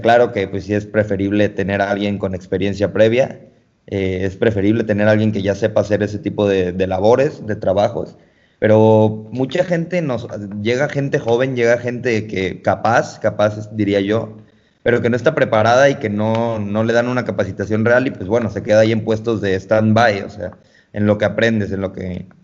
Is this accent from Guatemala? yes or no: no; Mexico; Nosotros como mexicanos